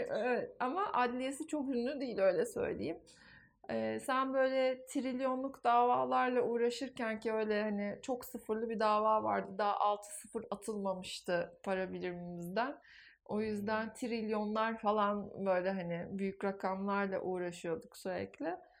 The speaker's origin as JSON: {"language": "Turkish", "country": "Turkey"}